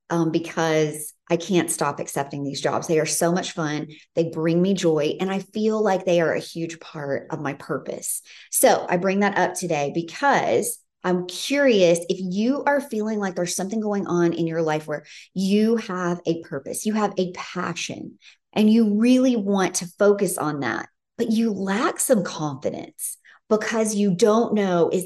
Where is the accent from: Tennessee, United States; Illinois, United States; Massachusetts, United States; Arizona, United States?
Tennessee, United States; Memphis; moved away; I grew up in Memphis, Tennessee